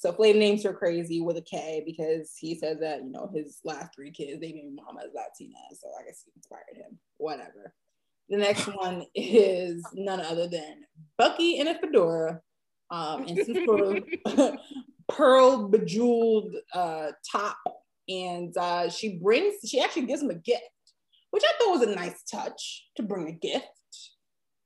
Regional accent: New York City, New York, United States; I'm from the Bronx.

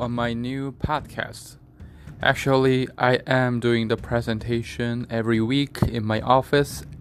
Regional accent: South Korea; I'm from South Korea

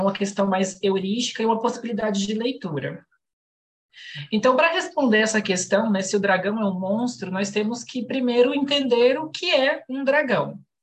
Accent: Goiânia, Goiás, Brazil; eu sou de Goiânia

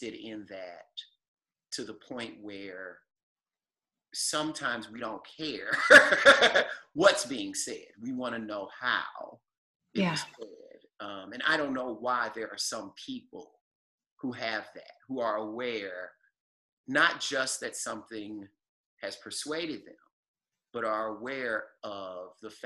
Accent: the South, United States; I also think of myself as a Southerner

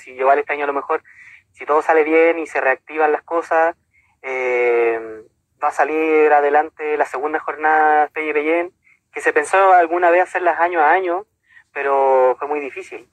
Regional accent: Villa Alemana, Valparaíso, Chile; de la ciudad de Villa Alemana, de Marga Marga. Eh, pertenezco a la comunidad Huitacurán, de la misma ciudad

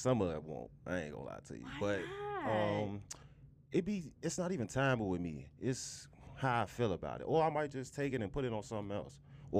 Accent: Chicago, Illinois, United States; I'm from the West Side, too

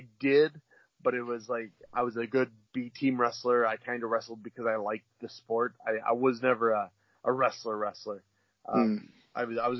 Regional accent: Wisconsin, United States; moved away; I was born and raised in Wisconsin

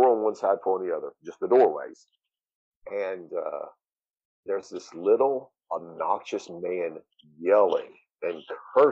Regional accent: Southeast Missouri, United States; I grew up in Southeast Missouri in the Booth Hill

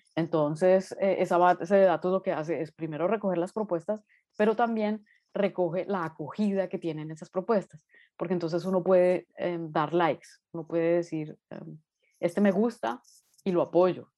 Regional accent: Bogotá, Colombia; moved away as an adult; also born or lived in Nuremberg, Germany; now in Berlin, Germany; yo soy una artista colombiana, estudié en Colombia, nací en Bogotá y estudié allá Bellas Artes

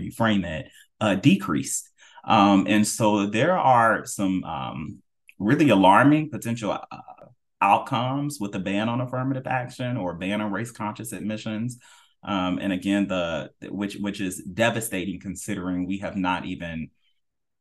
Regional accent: North Carolina, United States; also born or lived in Florida; my home state of North Carolina

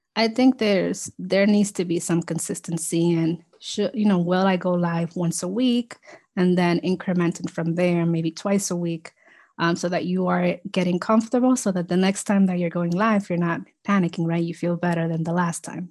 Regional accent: New York City, New York, United States; also born or lived in Dominican Republic; I immigrated to the U S with my family when I was two, so in the nineties. Um, and, um, we all grew up here in the Bronx

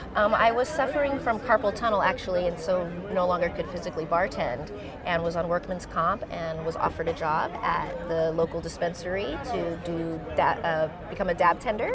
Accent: Manteca, California, United States; also born or lived in Hayward, California / East Oakland, California; Through high school, I grew up in Manteca, California

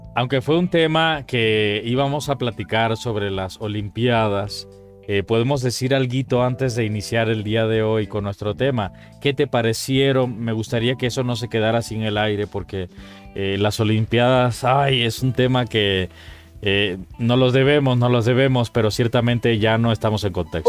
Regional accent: Cuba; now in Mexico; Cuba, por ejemplo, mi país de origen, eh, porque mexicano soy de corazón, pero vengo de Cuba

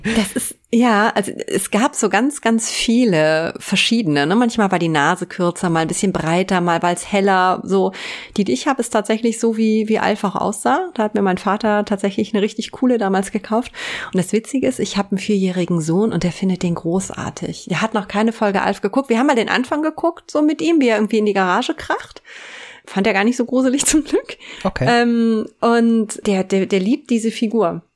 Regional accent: Germany; ich komme aus der Eifel und ähm, richtig vom Dorf

